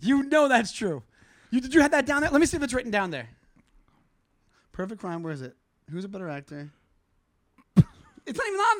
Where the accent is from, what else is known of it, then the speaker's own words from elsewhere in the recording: Long Island, New York, United States; my hometown, my home island.